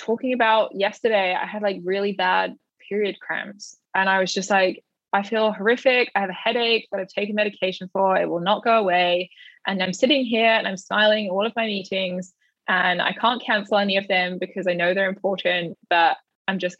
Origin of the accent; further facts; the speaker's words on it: United Kingdom; I'm British